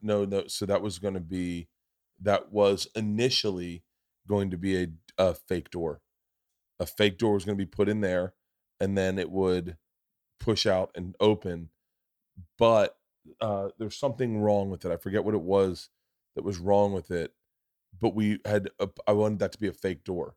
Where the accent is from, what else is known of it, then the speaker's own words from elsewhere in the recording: Florida, United States; I grew up in Florida